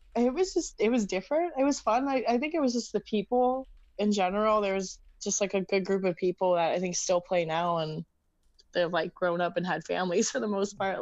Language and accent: English; Arizona, United States; moved away as an adult; also born or lived in Los Angeles, California; now in Brooklyn, United States; I'm originally from Arizona, born and raised there.